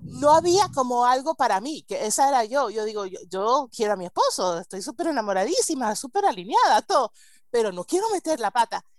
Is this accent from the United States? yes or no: yes; United States; Spanish is a second language; yo crecí en Estados Unidos y hablo español gracias a mi abuela española y a las telenovelas